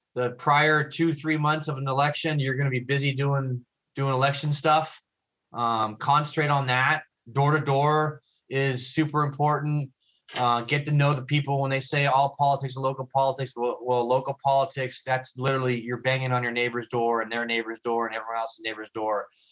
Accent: Los Angeles, California, United States; now in Redondo Beach, United States; I'm actually from San Pedro

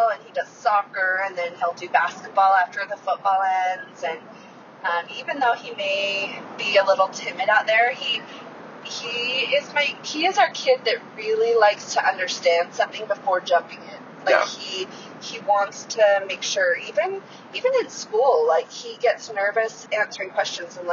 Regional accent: Utah, United States; I've always lived in Utah. I was born and raised here.

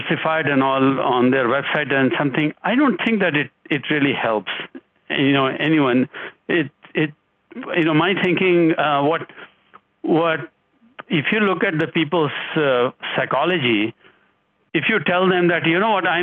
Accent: India; now in United States; I am originally from India. I've lived here for much longer than I've lived in India, right, for 40 plus years

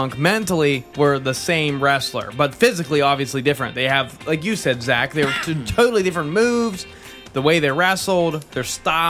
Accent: United States; we're from Fayette County and it is, right. And Fayette County is 100% trailer park geared.

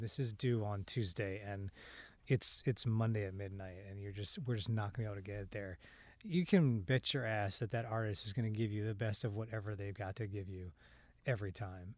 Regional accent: Washington, District of Columbia, United States; moved away; I grew up, I grew up in the Washington, D C area

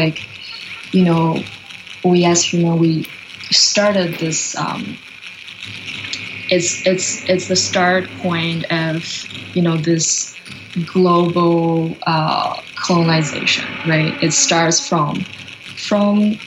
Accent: China; now in Canada; I'm originally from China, and I grew up by the ocean.

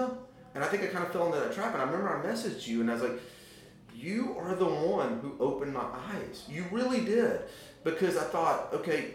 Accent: Memphis, Tennessee, United States; growing up in Memphis, Tennessee

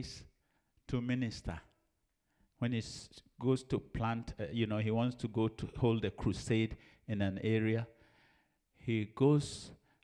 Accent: Ejisu, Ashanti, Ghana; moved away; I'm from Ejusu

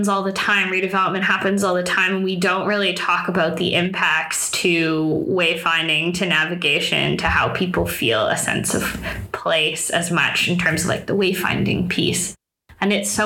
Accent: Toronto, Ontario, Canada; also born or lived in Waterloo; I grew up in Toronto

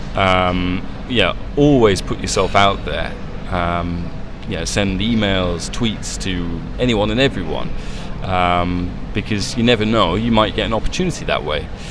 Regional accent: England, United Kingdom; moved away as an adult; also born or lived in Italy; an English guy growing up in English, growing up in England

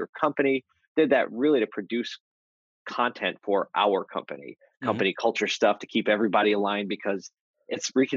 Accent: Philadelphia, Pennsylvania, United States; I grew up in Philly

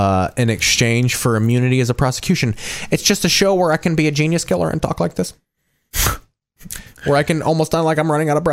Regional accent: New York, United States; I just go to fucking Yankee games. You know, I'm from New York.

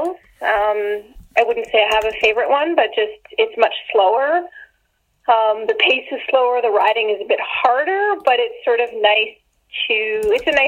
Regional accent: Ottawa, Ontario, Canada; now in Alberta, Canada; I grew up in Ottawa, so I always rode a bike as a kid

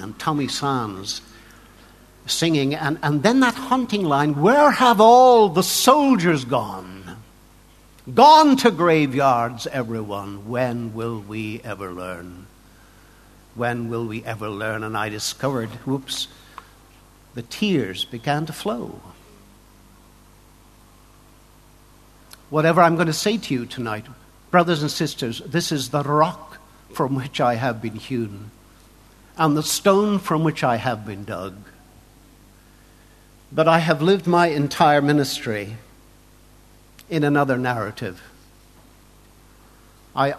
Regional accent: Lambeg, Northern Ireland, United Kingdom; I come from Lambeg. I was often, say, born in the sound of Lambeg drums

